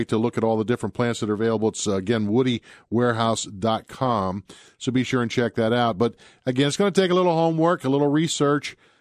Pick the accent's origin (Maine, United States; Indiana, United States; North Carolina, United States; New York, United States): Indiana, United States; Greensburg; I am too. Greensburg, Indiana, the tree in the courthouse